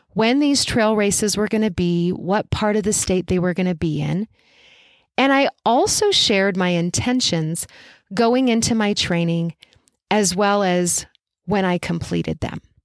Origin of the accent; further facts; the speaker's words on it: Albuquerque, New Mexico, United States; I coached forever in person in my hometown of Albuquerque, New Mexico.